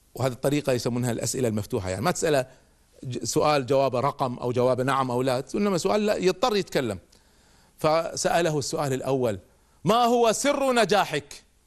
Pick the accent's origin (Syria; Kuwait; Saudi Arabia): Kuwait; عندنا في الكويت